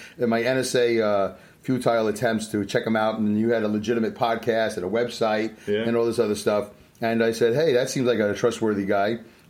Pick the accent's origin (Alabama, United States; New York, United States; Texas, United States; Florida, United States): New York, United States; I'm from New York.